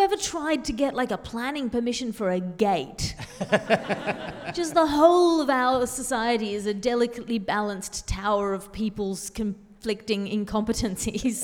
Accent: Sydney, New South Wales, Australia; born or raised there

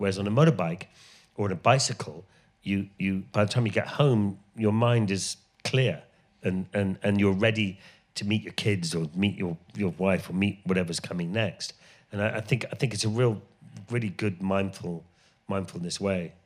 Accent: Ireland; moved away; I grew up in Ireland

